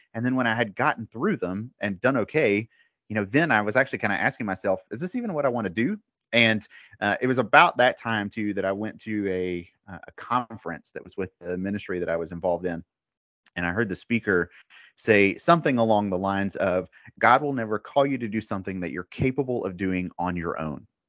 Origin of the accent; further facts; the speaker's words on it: Mississippi, United States; moved away as an adult; also born or lived in Colorado / North Carolina; now in Raleigh, United States; I'm originally from the South. I actually grew up in Mississippi.